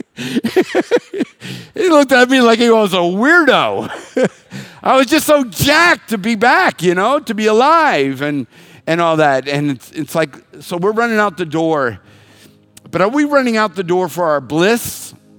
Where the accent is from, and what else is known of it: United States